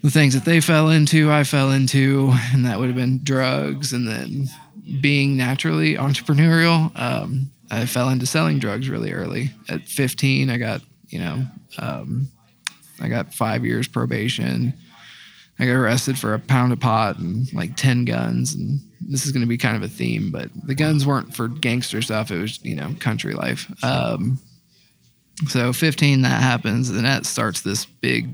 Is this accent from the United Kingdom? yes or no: no; Dayton, Ohio, United States; I'm 31 years old, and then from Dayton, Ohio.